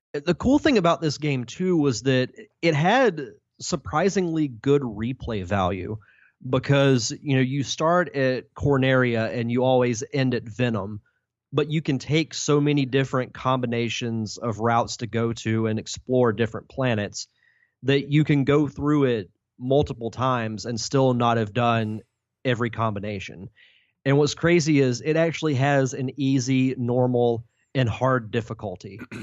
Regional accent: Pensacola, Florida, United States; I'm from pretty much just right down the road

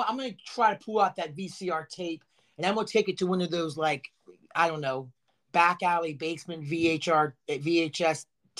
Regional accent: Virginia, United States; I'm from Virginia

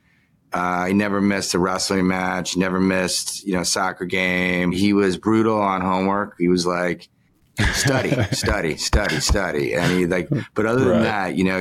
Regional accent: Chevy Chase, Maryland, United States; moved away as an adult; also born or lived in New York; I grew up in Chevy Chase

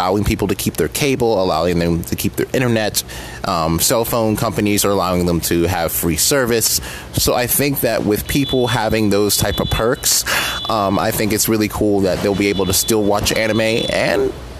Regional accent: Pennsylvania, United States; my home state

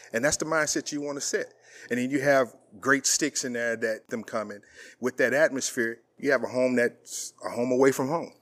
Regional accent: East St. Louis, Illinois, United States; moved away; also born or lived in Abilene; I'm from East Saint Louis, Illinois

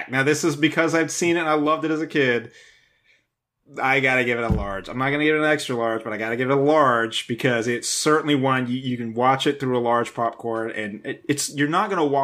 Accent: the South, United States; to me, growing up in the South, watching NASCAR in the 80s, I, enjoy it.

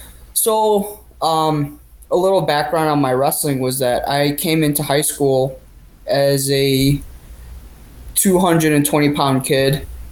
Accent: Glen Ellyn, Illinois, United States; Well, I'm from Illinois. So I grew up in Glen Ellyn, which is not far from where I live now.

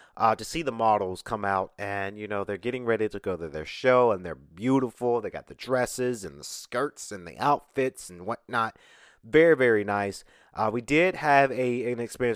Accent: Atlanta, Georgia, United States; I'm from Atlanta.

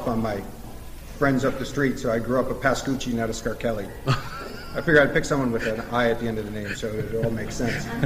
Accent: Waterford, New York, United States; I grew up in Waterford

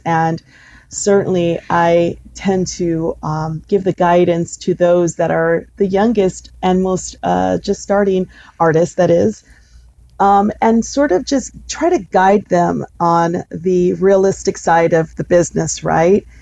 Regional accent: Los Angeles, California, United States; I'm from originally from East Los Angeles in here

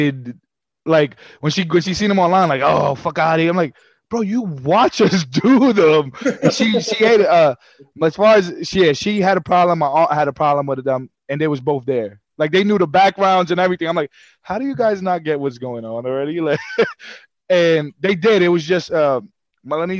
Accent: New York City, New York, United States; also born or lived in Queens, New York / New Jersey; I'm from Brooklyn and Queens

